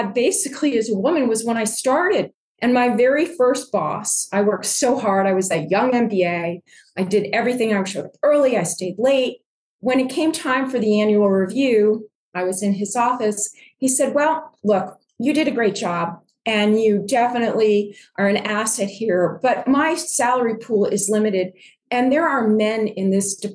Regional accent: Cheshire, Connecticut, United States; also born or lived in New Jersey / Washington, D.C.; I grew up in Cheshire, Connecticut, which is right in the middle of Connecticut, north of New Haven and south of Hartford.

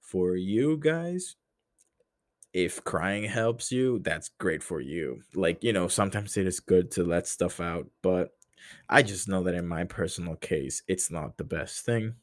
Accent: Honduras; moved away as an adult; now in United States; I'm not American

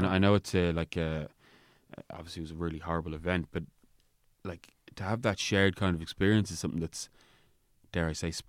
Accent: Roundwood, Leinster, Ireland; I mean, growing up in Ireland, I've definitely have experienced it

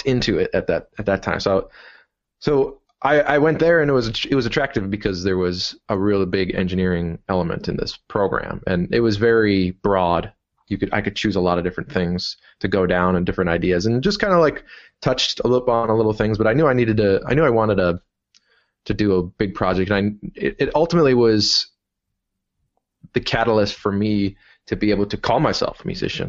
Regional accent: Milwaukee, Wisconsin, United States; also born or lived in Dublin, Ireland; I've been in Milwaukee for, well, my whole life

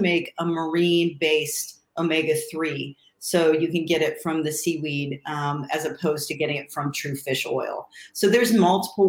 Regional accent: Ohio, United States; when I grew up in Ohio, and I was in the suburbs

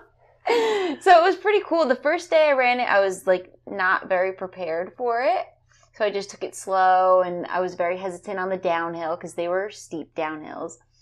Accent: New Jersey, United States; now in Florida, United States; I'm from New Jersey

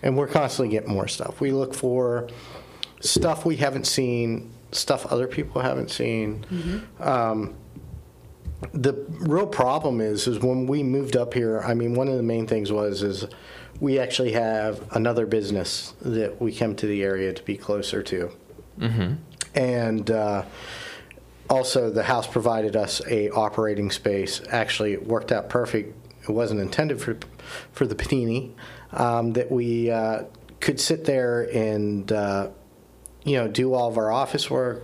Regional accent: Appalachia, United States; now in Erie, United States; I grew up in Appalachia, a traditional church in Appalachia

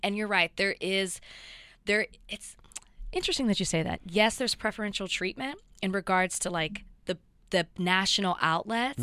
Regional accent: the South, United States; I grew up in the South

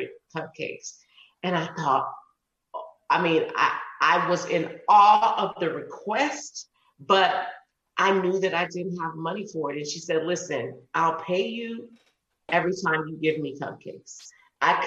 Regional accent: New Orleans, Louisiana, United States; I'm from New Orleans.

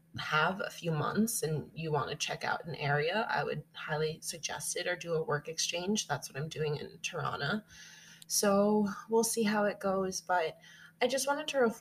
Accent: United States; moved away; also born or lived in Italy; as an American

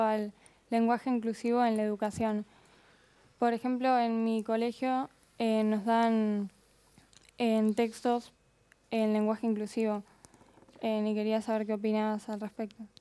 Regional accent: Buenos Aires, Argentina; Soy de Capital Federal

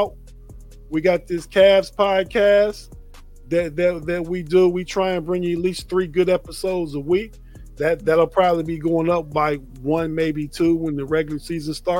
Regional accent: Youngstown, Ohio, United States; I'm from Youngstown, Ohio

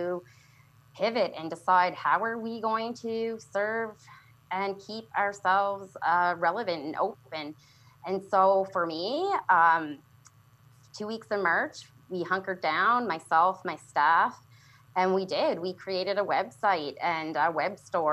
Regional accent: Canada; I'm Canadian

